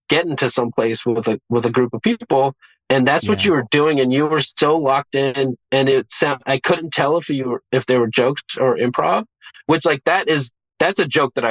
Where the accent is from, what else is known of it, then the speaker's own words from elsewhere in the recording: Beirut, Beirut Governorate, Lebanon; born there; I was born in Beirut, yeah